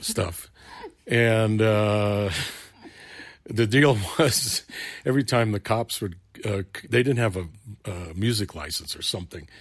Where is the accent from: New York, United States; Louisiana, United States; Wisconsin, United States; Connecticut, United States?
New York, United States; New York City; moved away; I grew up in Brooklyn, New York